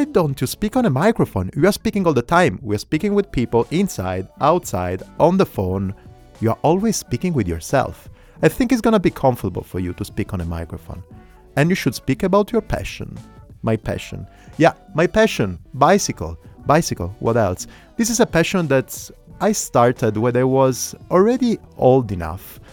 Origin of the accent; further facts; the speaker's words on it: Italy; accent: Italian; English is a second language; now in Berlin, Germany; I'm 35 years old, and I'm Italian. You can understand it from my accent. I live in Berlin